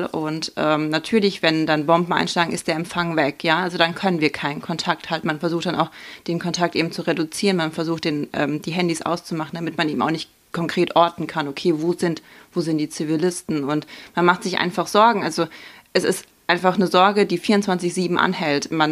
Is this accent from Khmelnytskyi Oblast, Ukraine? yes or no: yes; Starokostiantyniv, Khmelnytskyi Oblast, Ukraine; Chmielnicka auf Ukrainisch, auf Russisch nennt man das eigentlich Helnitskaya, aber ähm, genau, und da komme ich her und aus der Stadt Starokonstantinev.